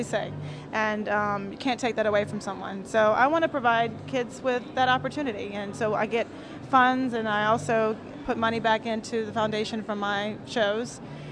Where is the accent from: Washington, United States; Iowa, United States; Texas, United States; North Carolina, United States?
North Carolina, United States; I'm from North Carolina